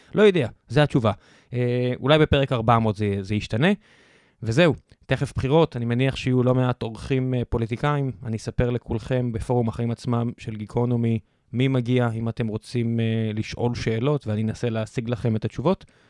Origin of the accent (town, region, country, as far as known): Israel